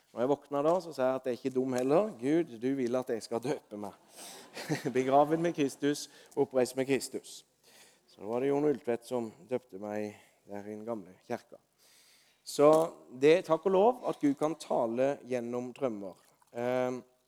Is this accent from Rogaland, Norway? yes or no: no; Osedalen, Agder, Norway; i Osedalen, der jeg vokste opp. I leiligheten der jeg vokste opp som gutt.